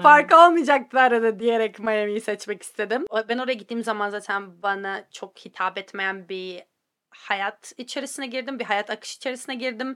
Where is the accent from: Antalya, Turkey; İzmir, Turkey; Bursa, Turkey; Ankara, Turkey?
Antalya, Turkey; moved away as an adult; also born or lived in Istanbul; now in United States; Ben Antalyalıyım bu arada İstanbullu değilim.